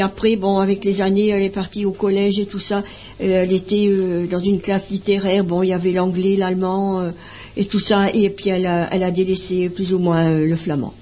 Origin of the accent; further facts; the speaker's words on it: Bollezeele, French Flanders, Hauts-de-France, France; also born or lived in Ubrook (nearby, French Flanders); je suis née au cœur de la Flandre, à Bolzel